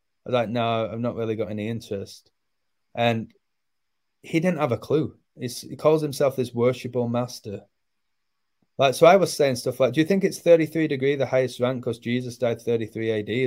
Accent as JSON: {"language": "English", "region": "England", "country": "United Kingdom", "moved": "yes", "lives_now": "Mexico", "said": "I'm from England"}